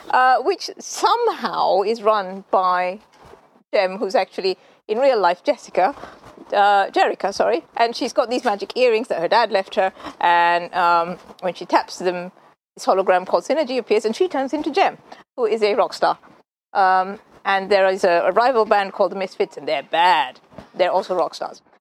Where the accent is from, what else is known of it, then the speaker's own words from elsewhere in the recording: Colombo, Western Province, Sri Lanka; when uh, I grew up in Colombo in, in Sri Lanka, so yeah, I was born here, moved around all over the place, but significant amount of time spent in Colombo.